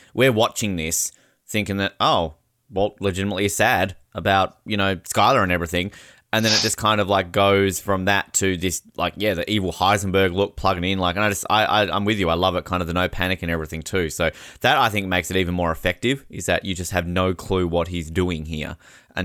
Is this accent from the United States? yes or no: no; Australia; moved away as an adult; also born or lived in New Zealand / Canada; I'm Australian